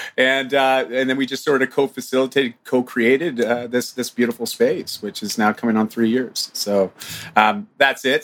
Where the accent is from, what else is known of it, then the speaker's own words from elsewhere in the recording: Ontario, Canada; I'm from Ontario.